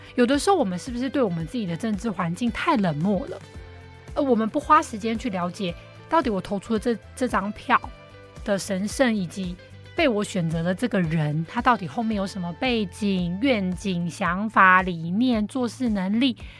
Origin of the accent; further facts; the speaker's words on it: Taiwan; 而是我们台湾人民的大众，我们呈现出来什么素质